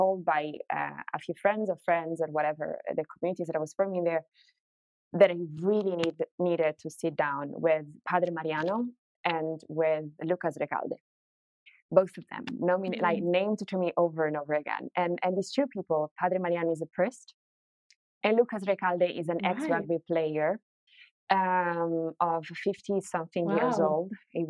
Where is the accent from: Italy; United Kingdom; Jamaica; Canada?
Italy; English is a second language; when I was growing up in Italy